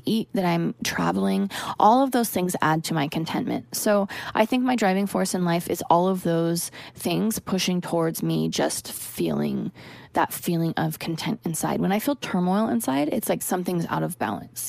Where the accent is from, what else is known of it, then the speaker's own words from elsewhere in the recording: the Northwest, Pacific Northwest, United States; now in Los Angeles, United States; Growing up in the Northwest, I know all about rain and gloom all the time